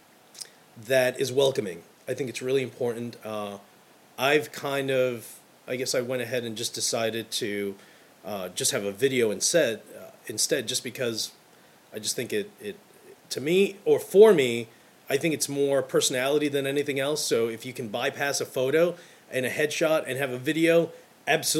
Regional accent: New York City, New York, United States; I'm from Brooklyn

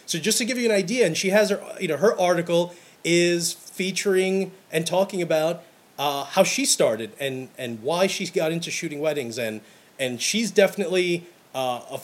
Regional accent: New York City, New York, United States; Growing up in Brooklyn

